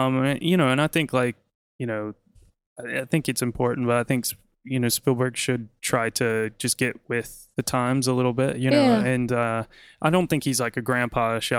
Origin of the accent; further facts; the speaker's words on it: United States; now in London, United Kingdom; Like, as an American